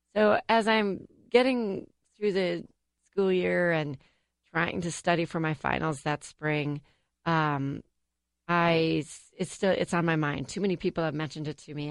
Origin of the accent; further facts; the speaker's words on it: United States; I grew up in Whitbread Lake